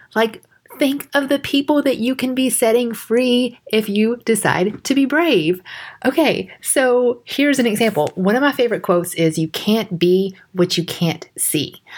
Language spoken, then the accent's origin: English; Georgia, United States; accent: country; I grew up in Georgia